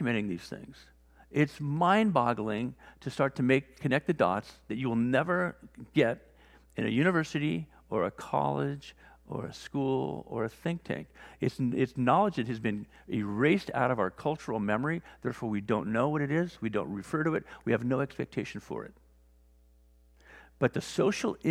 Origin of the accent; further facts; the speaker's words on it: Wales, United Kingdom; also born or lived in Newport Beach; now in La Jolla, United States; I was born in Wales